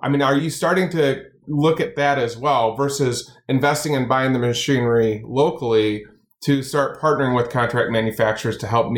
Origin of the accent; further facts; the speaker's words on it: Kalamazoo, Michigan, United States; I born and raised Kalamazoo, Michigan, played college football here.